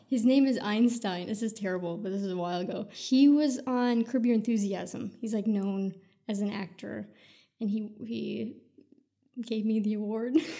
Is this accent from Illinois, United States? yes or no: no; Sioux City, Iowa, United States; moved away; also born or lived in California; I was born and raised in Iowa